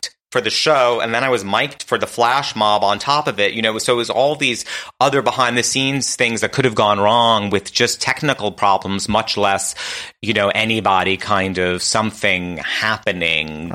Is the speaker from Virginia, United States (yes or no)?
no; New York City, New York, United States; now in Los Angeles, United States; We went to my family's house in Queens